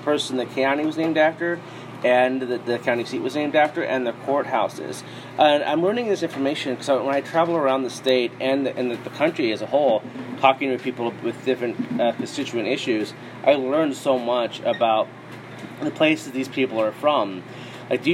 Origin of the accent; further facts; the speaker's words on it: Iowa, United States; I grew up mostly here in Iowa